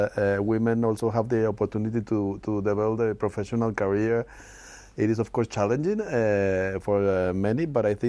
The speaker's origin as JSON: {"language": "English", "region": "Bogotá", "country": "Colombia", "tie": "born or raised there", "moved": "as an adult", "lives_now": "Geneva, Switzerland", "said": "I'm from Bogota, Colombia"}